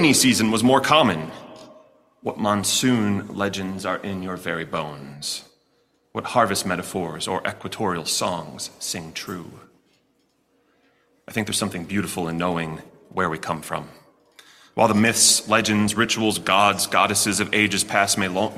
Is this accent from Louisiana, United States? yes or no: no; Chicago, Illinois, United States; now in Kentucky, United States; my hometown of Chicago